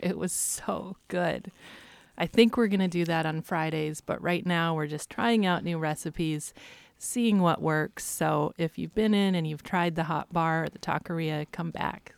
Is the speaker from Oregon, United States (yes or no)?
yes; Astoria, Oregon, United States; born or raised there; also born or lived in Olney, Oregon / Eugene, Oregon